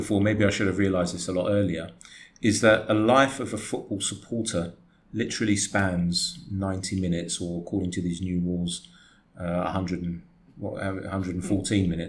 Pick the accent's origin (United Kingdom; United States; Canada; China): United Kingdom; England; I am English, born and raised there, but I've got Greek blood.